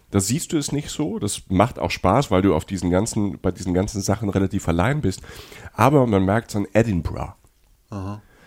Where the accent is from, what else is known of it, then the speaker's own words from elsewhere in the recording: Rhineland-Palatinate, Germany; wie ich als Pfälzer